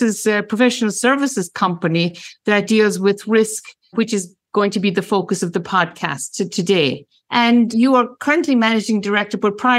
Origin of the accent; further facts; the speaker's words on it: Ireland; moved away; I'm originally Irish